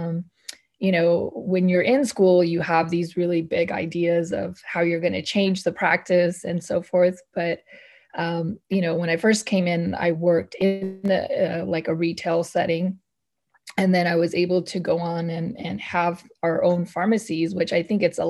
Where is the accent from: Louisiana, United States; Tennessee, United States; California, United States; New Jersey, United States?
California, United States; Northern; I grew up in Northern California